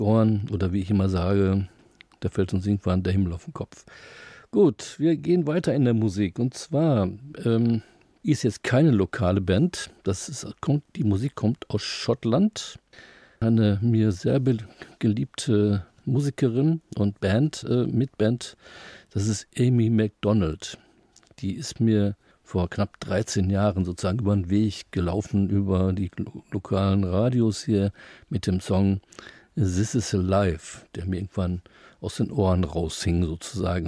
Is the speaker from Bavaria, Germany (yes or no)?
no; Dortmund, North Rhine-Westphalia, Germany; moved away as an adult; now in Münster, Germany; ich bin in Dortmund geboren und aufgewachsen